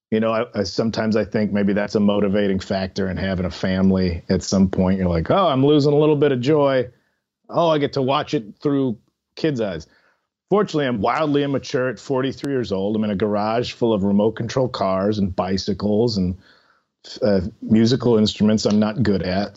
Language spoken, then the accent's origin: English; Chicago, Illinois, United States; in Chicago where I'm from